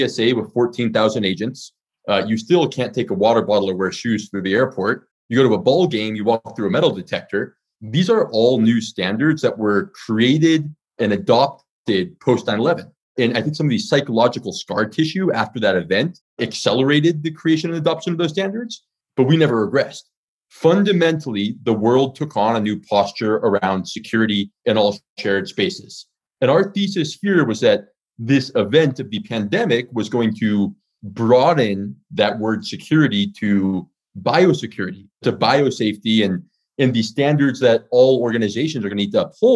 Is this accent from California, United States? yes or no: yes; California, United States; moved away as an adult; also born or lived in China; I'm from California. I actually spent my last 8 years in mainland China.